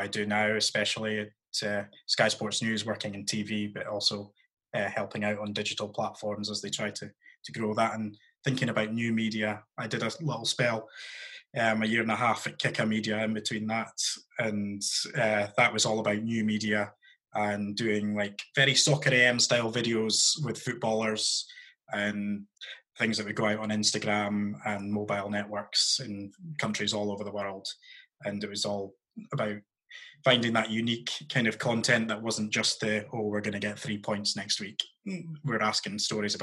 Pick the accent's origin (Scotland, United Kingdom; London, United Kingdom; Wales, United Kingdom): Scotland, United Kingdom; Aberdeen; I'm from Aberdeen and lived in Aberdeen for most of my life. I grew up there